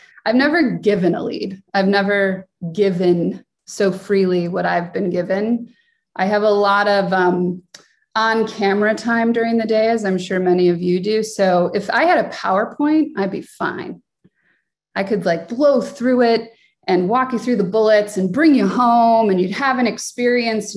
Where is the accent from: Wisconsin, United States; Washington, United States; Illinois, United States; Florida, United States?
Illinois, United States; Chicago; I was born and raised in Chicago